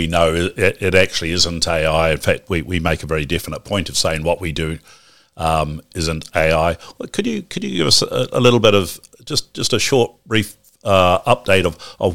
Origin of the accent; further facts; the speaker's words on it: New Zealand; as a Kiwi